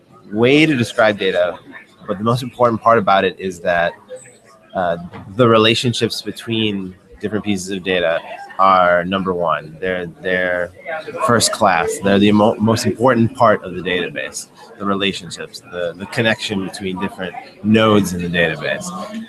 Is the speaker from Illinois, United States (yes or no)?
yes; Chicago, Illinois, United States; So I'm from Chicago.